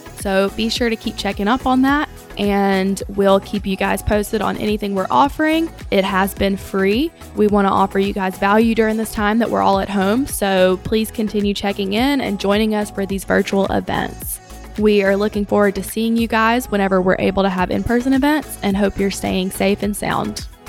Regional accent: Louisiana, United States; I'm from Louisiana

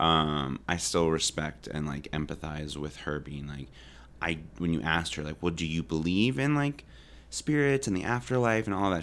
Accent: the Valley, California, United States; I'm from the Valley and I'm proud. I love the Valley.

